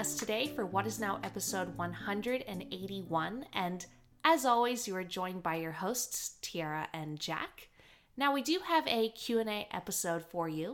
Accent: Canada; now in Australia; I grew up in Canada doing a lot of hunting

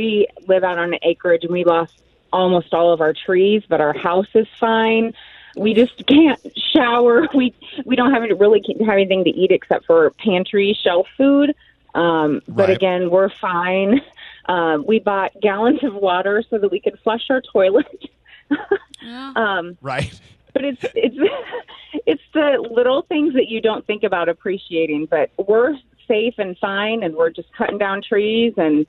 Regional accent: Iowa, United States; So I'm from Iowa, and I about cried this morning when I heard you guys

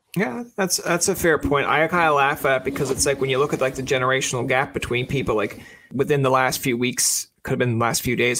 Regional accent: Newfoundland and Labrador, Canada; being a Newfoundlander

